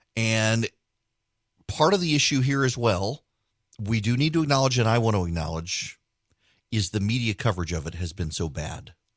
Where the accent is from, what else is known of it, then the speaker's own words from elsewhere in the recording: South Louisiana, United States; I grew up in South Louisiana